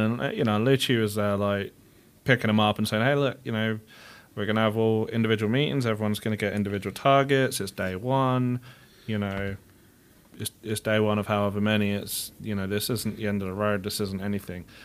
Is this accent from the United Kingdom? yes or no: yes; England, United Kingdom; now in United States; my hometown's only, like, three hundred thousand people